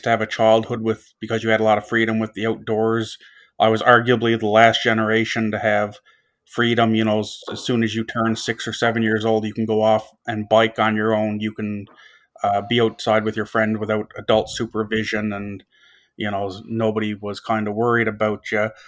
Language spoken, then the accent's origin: English; North West River, Newfoundland and Labrador, Canada; now in Dartmouth, Canada; I'm from a very small town called Northwest River in Labrador, a population of five hundred and fifty people.